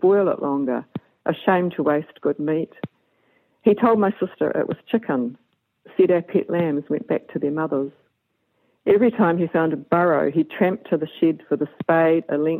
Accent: Levin, Manawatū-Whanganui, New Zealand; when I was brought up here, the dairy farm was 70 cows on 60 acres

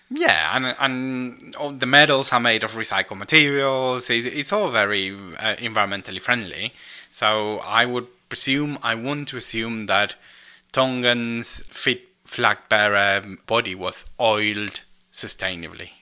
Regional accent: Argentina; I am Argentinian

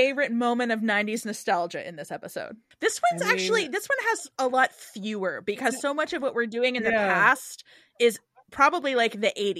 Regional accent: Canada; I'm Canadian.

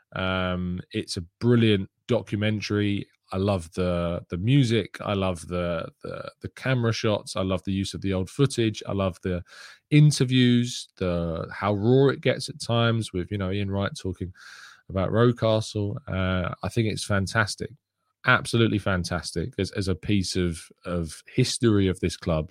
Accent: England, United Kingdom; I am English

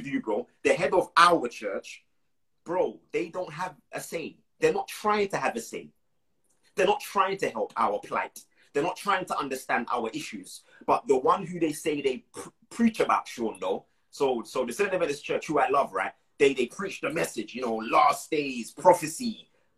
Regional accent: Moore Town, Portland, Jamaica; where I'm from in Jamaica

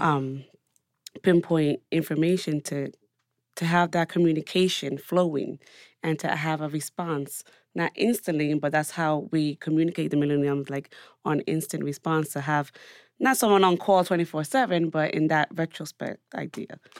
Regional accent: New York City, New York, United States; as a New Yorker

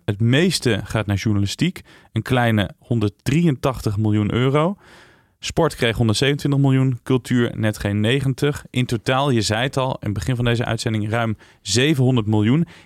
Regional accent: Tiel, Gelderland, Netherlands; Dus ik kom uit de Betuwe

